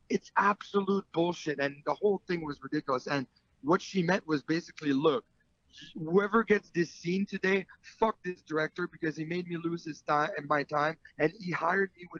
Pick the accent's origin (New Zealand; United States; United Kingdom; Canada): Canada; I'm French Canadian